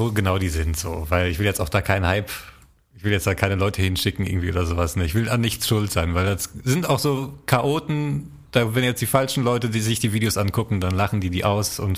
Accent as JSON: {"language": "German", "region": "North Rhine-Westphalia", "country": "Germany", "said": "ich bin ein Kneipenkind. ich komme aus dem Ruhrgebiet."}